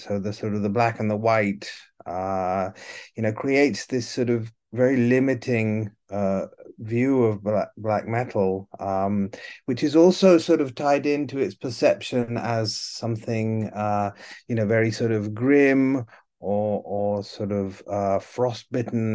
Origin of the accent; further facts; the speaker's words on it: Italy; moved away as an adult; also born or lived in United Kingdom / New York; I'm originally from the UK, but I grew up in Italy